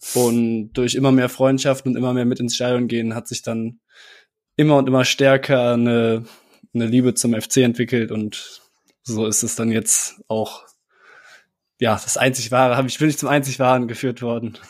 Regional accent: Cologne, North Rhine-Westphalia, Germany; Ich bin äh, kurz vor der Jahrtausendwende geboren hier in Köln

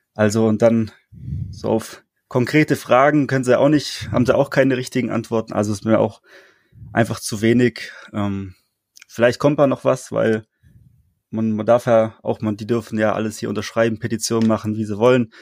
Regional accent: Böblingen district, Baden-Württemberg, Germany; ich komme aus dem Kreis Böblingen, also quasi direkt, direkt Stuttgarter

